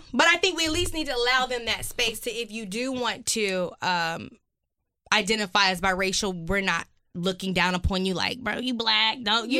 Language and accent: English; United States; But I always remember growing up, you know, I'm from West Side, and people would often say, like, wow, …, you talk white